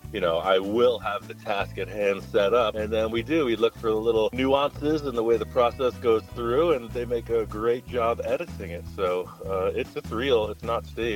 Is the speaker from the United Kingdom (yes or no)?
no; New York, United States; moved away as an adult; now in Los Angeles, United States; I'm from New York, from the East Coast